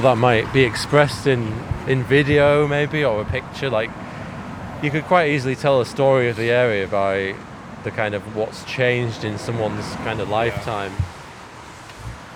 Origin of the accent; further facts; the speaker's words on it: Manchester, North West England, United Kingdom; moved away; I spent my first few years in Moss Side, Manchester